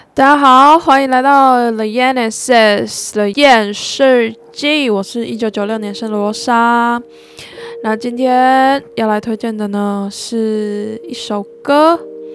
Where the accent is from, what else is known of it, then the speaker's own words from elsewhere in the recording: Yilan County, Taiwan; moved away; 因为我是宜兰人嘛